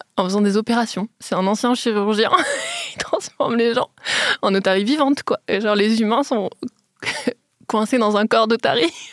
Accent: Metz, Grand Est, France; moved away; j'ai grandi à Metz

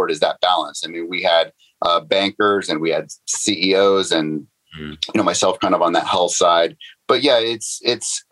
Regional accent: Northern California, United States; I grew up in Northern California.

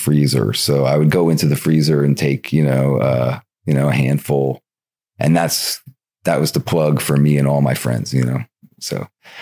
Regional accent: New York City area, United States; also born or lived in Manhattan / Bronx / Yonkers / Fishkill, New York; I grew up all around like the New York City area, New York State. I was born in Manhattan, lived in the Bronx, lived in Yonkers

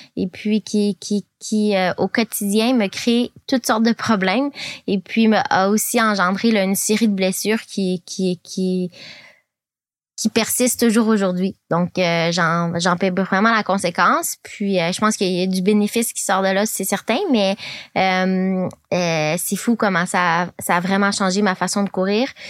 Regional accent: Quebec, Canada; moved away as an adult; also born or lived in California / Colorado / Montreal; now in France; quand j'ai grandi au Québec

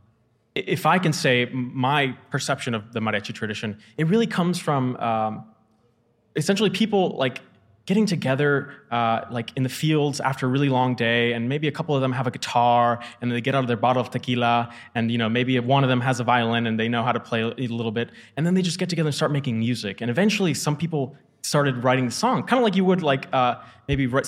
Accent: Florida, United States; also born or lived in Jalisco, Mexico; I grew up in Florida after being born in Mexico

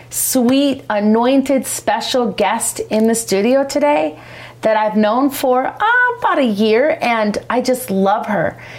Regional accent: Chicago, Illinois, United States; I grew up in Chicago.

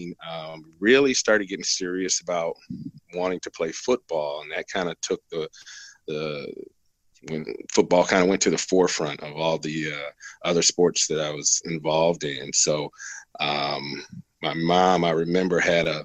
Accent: Flint, Michigan, United States; moved away as an adult; now in Las Vegas, United States; I was born in Flint, Michigan, 1971. And I was born and raised there

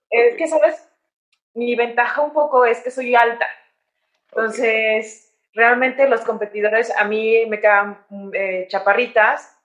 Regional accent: San Luis de la Paz, Guanajuato, Mexico; moved away as an adult; also born or lived in Querétaro / Chicago / Spain; now in Mexico City, Mexico; yo soy originaria de San Luis de la Paz, Guanajuato

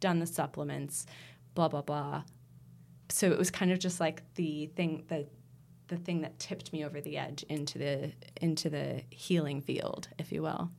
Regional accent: United States; moved away; I'm American

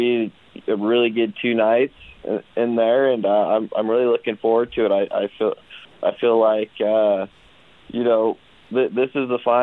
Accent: Gordon, Nebraska, United States; I'm from Gordon, Nebraska

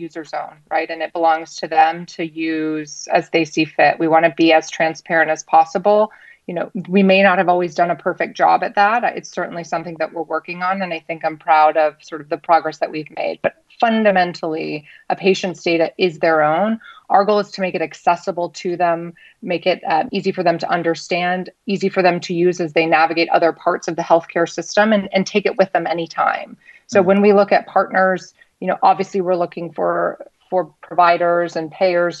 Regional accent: United States; I can say this as an American

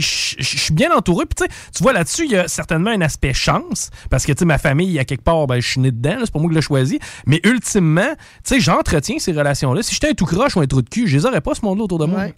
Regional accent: Quebec, Canada; je suis né au Québec

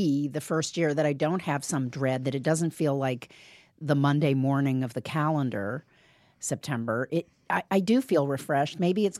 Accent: Bloomington, Indiana, United States; Urban Bloomington, Indiana.

